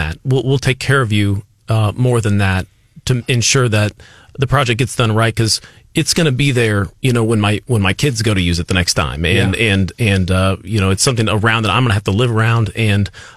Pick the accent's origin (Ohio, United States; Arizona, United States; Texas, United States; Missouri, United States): Missouri, United States; Columbia; I'm from Columbia. I'm very proud of it